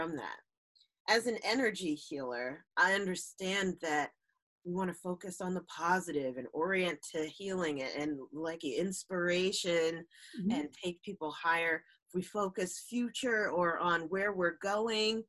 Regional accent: New Jersey, United States; we are from New Jersey

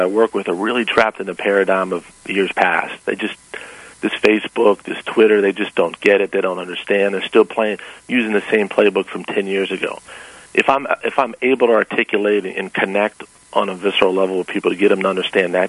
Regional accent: Washington, District of Columbia, United States; also born or lived in Knoxville, Tennessee; I grew up in Washington, D.C.

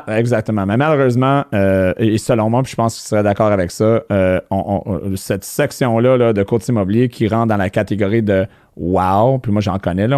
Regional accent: Montreal, Quebec, Canada; moved away as an adult; les, gens du West Island ont une certaine réputation, mais à ma défense, à, 24 ans, je suis parti du West End, je voulais rien savoir, puis je suis jamais retourné

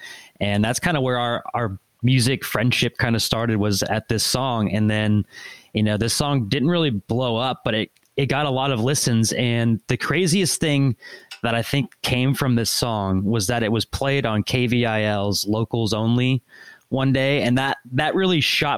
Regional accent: Lewisville, Texas, United States; also born or lived in Denton, Texas; I grew up in Louisville, and I've lived here my entire life. Never been away. I went to North Texas. I lived in Denton. That's where I'm at right now

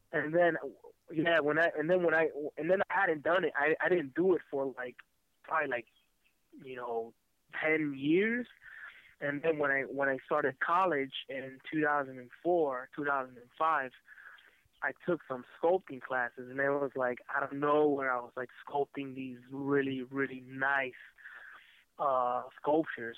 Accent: Miami, Florida, United States; also born or lived in San Francisco; mostly in uh, in Miami, Florida

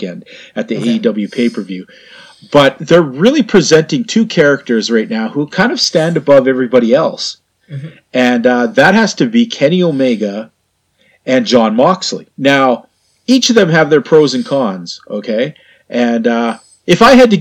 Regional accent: Canada; I'm a Canadian

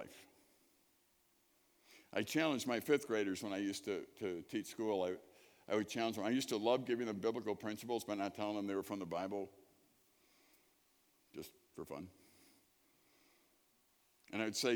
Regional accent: Chicago, Illinois, United States; moved away; I grew up in Chicago.

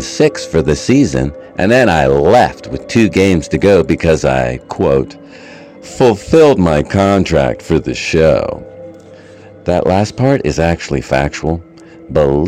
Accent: United States; I'm an American

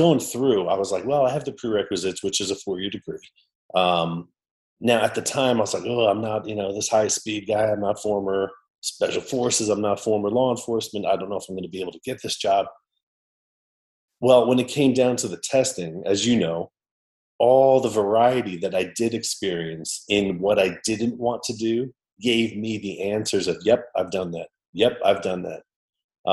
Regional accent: New York, United States; moved away; also born or lived in St. Louis / Muscat, Oman; I'm from New York originally

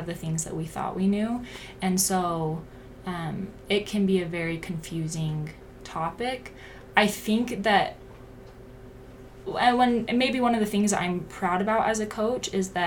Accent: Pleasant Grove, Utah, United States; I grew up in Pleasant Grove, Utah.

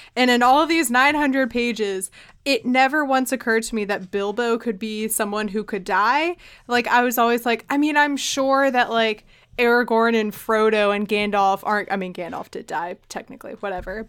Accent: Richmond, Virginia, United States; my hometown where I am now, Richmond, Virginia

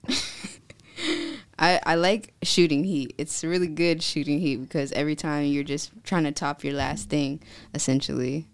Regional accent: California, United States; moved away as an adult; now in Virginia, United States; I was born and raised in California. I moved out to Virginia January twenty twenty-one

